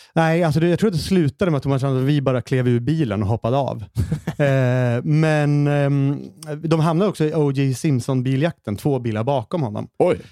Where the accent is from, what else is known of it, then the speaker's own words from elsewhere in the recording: Hallstahammar, Västmanland, Sweden; moved away; jag är i Hallstahammar, min, min hemstad igen